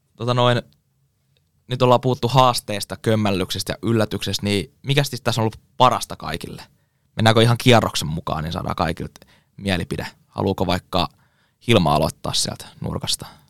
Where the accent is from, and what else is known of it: Kouvola, Kymenlaakso, Finland